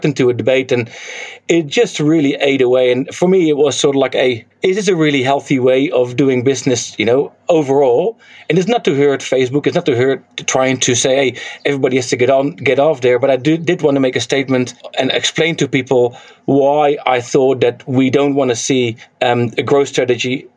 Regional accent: Netherlands; now in New Zealand; I'm from Holland, from Netherlands

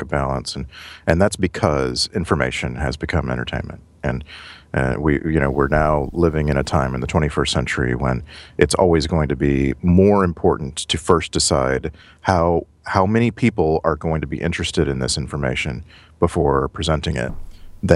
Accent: United States; also born or lived in Orange County, California

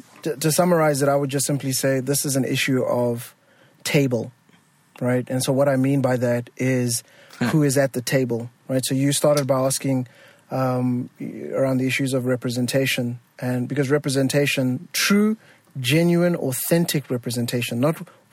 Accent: Botswana; if people are constantly hearing my accent, which is, you know, a combination of having grown to a British school because I'm from Botswana, and then watching Sesame Street and Big Bird

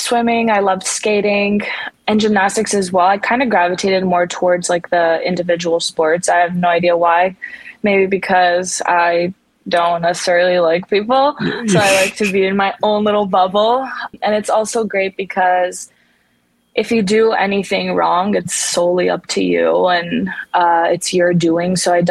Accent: Canada; also born or lived in Romania; I grew up there actually for 3 years of my life from the age of 6 to 9

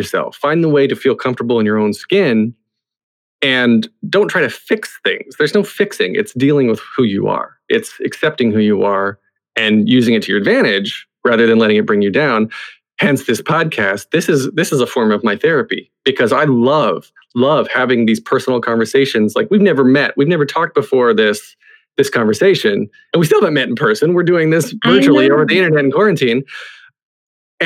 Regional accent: the South, United States; I grew up in the South

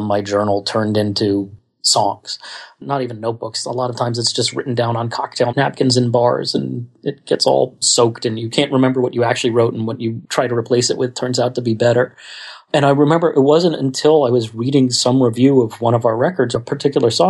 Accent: Scarsdale, New York, United States; we grew up in Scarsdale, New York

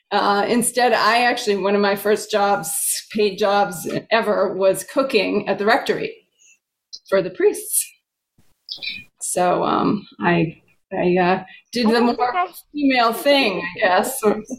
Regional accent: Ireland; I grew up in St. Bridget's Parish, Bridget also being one of the original goddesses of Ireland.

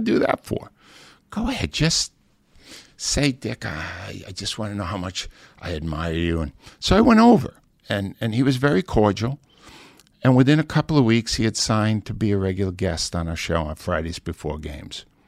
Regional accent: New England, United States; now in Philadelphia, United States; I grew up in New England

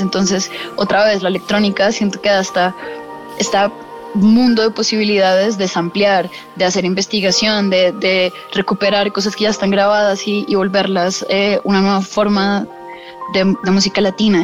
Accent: Colombia; moved away as an adult; also born or lived in Boston, United States; now in New York, United States; cuando estaba creciendo en Colombia. Yo me fui a vivir a Estados Unidos a, los 19, 18

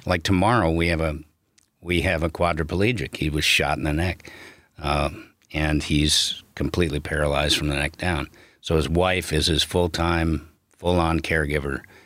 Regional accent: outside of Chicago, Illinois, United States; I grew up outside of Chicago

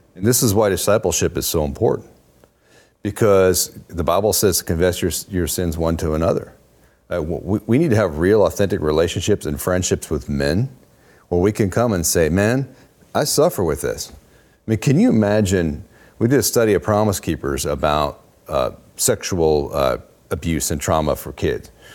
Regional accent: Oregon, United States; moved away; I grew up in Oregon.

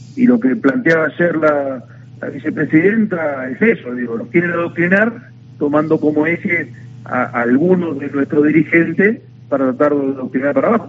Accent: Navarro, Buenos Aires Province, Argentina; yo vengo de un pueblo donde ocurrió el asesinato político de la historia de la Argentina, que fue, yo soy de Navarro, soy intendente de Navarro

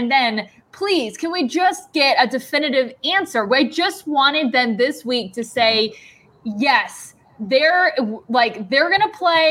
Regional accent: Arizona, United States; Cleveland right. was cold to my standards because I came from Arizona

